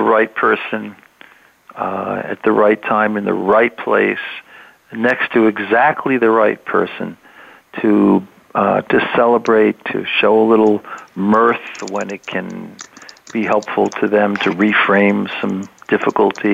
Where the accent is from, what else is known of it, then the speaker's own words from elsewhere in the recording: Cleveland, Ohio, United States; now in New York, United States; I'm in New York. I mean, I'm from Cleveland